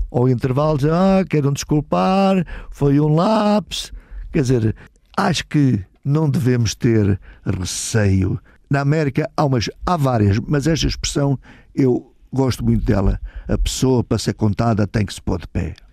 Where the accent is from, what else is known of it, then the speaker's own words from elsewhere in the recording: Beira, Portugal; sou, sou beirão.